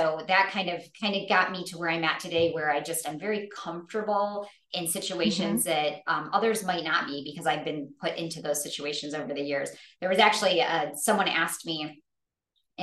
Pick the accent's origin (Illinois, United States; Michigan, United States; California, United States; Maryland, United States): Michigan, United States; moved away as an adult; I grew up in Michigan. I spent the first 40 years of my life there, born and raised